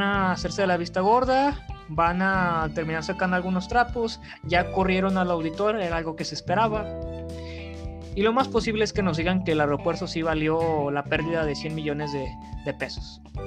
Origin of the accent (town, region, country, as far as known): Mexico